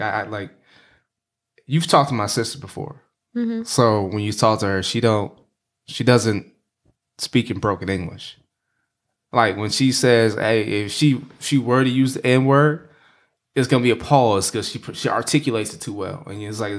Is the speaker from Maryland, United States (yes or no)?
yes; Maryland, United States; I grew up in Prince George's County, which is very black.